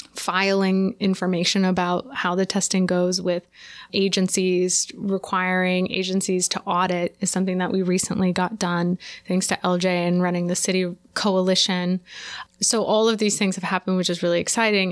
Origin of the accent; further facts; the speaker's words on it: California, United States; now in New York, United States; I grew up in California